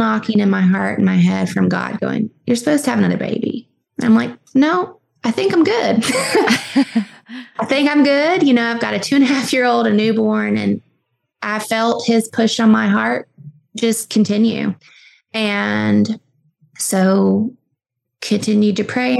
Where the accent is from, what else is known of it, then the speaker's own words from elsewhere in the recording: Southwest Virginia, United States; I'm from Southwest Virginia.